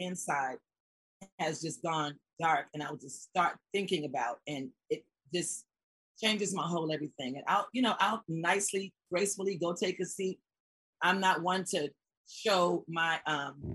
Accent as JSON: {"language": "English", "town": "Atlanta", "region": "Georgia", "country": "United States", "tie": "born or raised there", "also_born_or_lived": "New York", "said": "moved to Atlanta when I was 5 years old"}